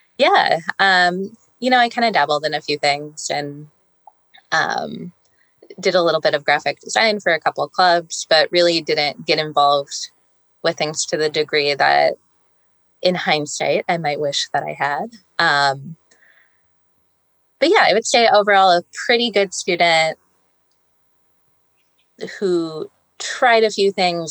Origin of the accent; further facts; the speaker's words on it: Glen Ellyn, Illinois, United States; now in Tacoma, United States; I grew up in Glen Ellyn, Illinois, which is a west suburb of Chicago.